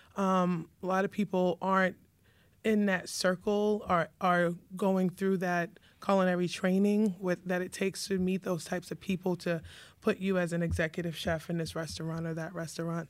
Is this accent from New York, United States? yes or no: yes; New York City, New York, United States; also born or lived in Bronx; now in Savannah, United States; I was born in the Bronx. And, um, pretty much raised in Queens, lived in Savannah for a short period of time